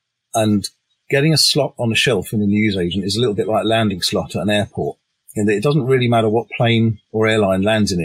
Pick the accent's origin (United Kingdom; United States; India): United Kingdom; England; I'm English